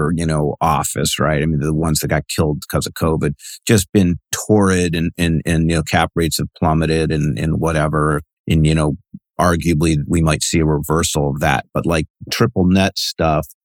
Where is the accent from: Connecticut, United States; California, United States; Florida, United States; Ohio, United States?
Ohio, United States; Cleveland; now in West Coast, United States; I'm actually on the West Coast. I just was from Cleveland. I grew up in Cleveland